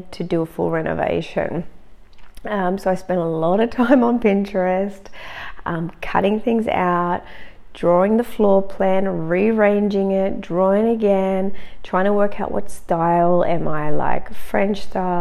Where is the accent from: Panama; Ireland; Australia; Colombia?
Australia; now in Germany; I'm actually Australian and I was living in Germany. I'm still living in Germany.